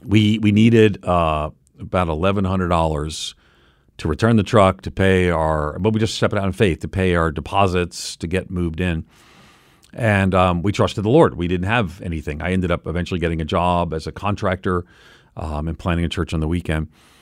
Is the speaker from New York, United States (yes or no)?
yes; New York, United States; when I grew up on Long Island, that we'd go to church on Christmas and Easter